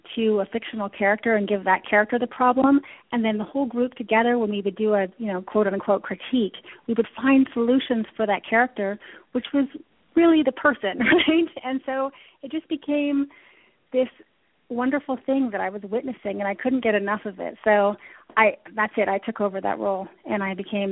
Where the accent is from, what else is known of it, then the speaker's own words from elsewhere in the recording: London, Ontario, Canada; moved away; also born or lived in Toronto; I grew up in Canada. I'm from London, Ontario.